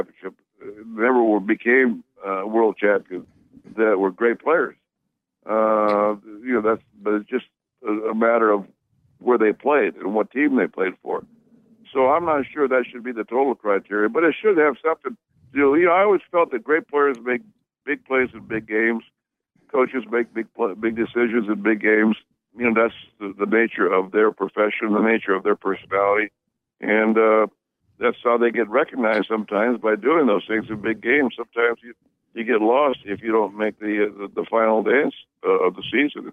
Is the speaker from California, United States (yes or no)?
yes; near Fresno, California, United States; my hometown area of Fresno, which is close to my hometown